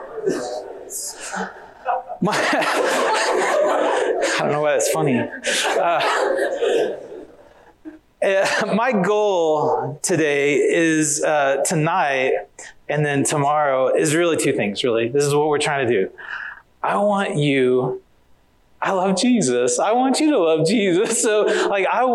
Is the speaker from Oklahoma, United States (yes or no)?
yes; Oklahoma, United States; moved away as an adult; now in Riverside, United States; I am originally, I grew up in Oklahoma, and I live in Riverside, California